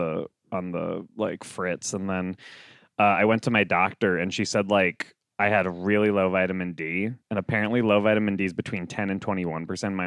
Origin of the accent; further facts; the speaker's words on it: Vermont, United States; moved away as an adult; also born or lived in Long Island / Albany; I'm from Vermont. I was born in Long Island, and then we moved to Vermont when I was about 6 years old. And then I moved to Albany upstate for college